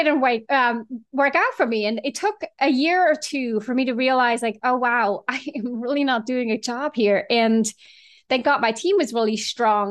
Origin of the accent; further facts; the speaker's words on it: Switzerland; moved away as an adult; now in San Francisco, United States; I was actually born and raised in Switzerland and moved out here in my late 20s.